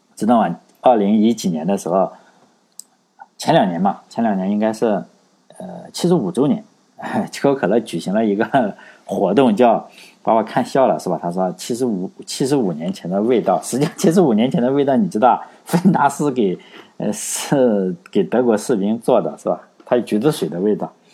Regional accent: China; 我我们中国人

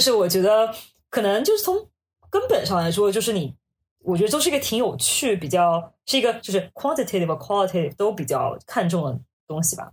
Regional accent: Hangzhou, Zhejiang, China; moved away as an adult; now in New York, United States; 我虽然家里就是都不是杭州人，但我从小是杭州长大的

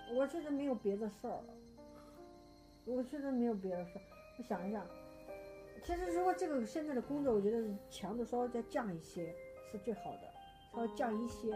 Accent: Henan, China; 我是河南人

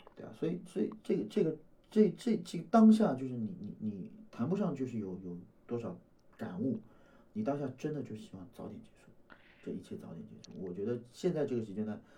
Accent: Shanghai, China; 作为一个上海人

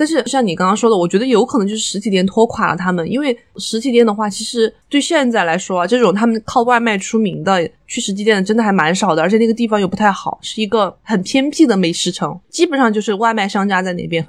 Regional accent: Xinjiang, China; 你小心我的新疆同胞过来恶评你。

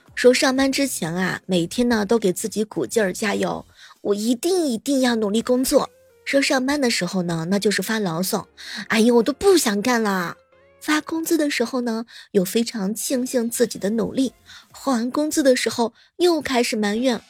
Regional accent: Jiangsu, China; 我们江苏人

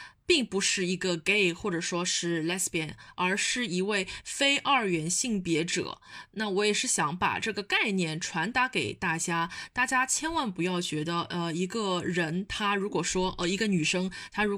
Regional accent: Shanghai, China; accent: Shanghai Mandarin; 我这种上上海普通话可多了

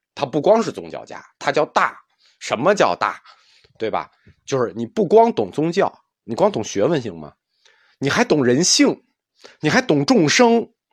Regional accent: China; 我们中国人

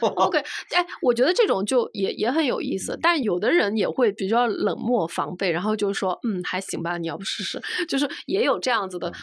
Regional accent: Shanghai, China; now in Beijing, China; 作为一个上海人

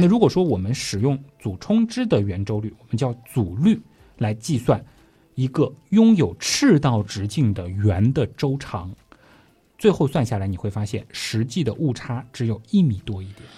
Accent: China; 我们中国人更习惯叫这个是勾股定理啊

